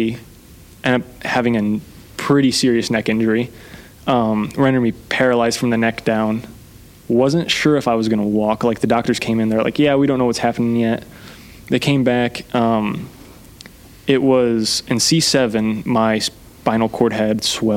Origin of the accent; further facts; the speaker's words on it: Columbia City, Indiana, United States; Whole life. Born here. Grew up here